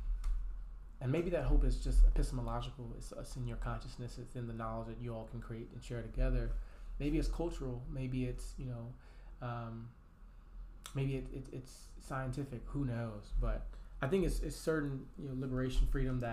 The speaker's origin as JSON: {"language": "English", "town": "Tulsa", "region": "Oklahoma", "country": "United States", "tie": "born or raised there", "said": "I got to shout out my hometown. I'm from Black Wall Street. I'm from Tulsa, Oklahoma."}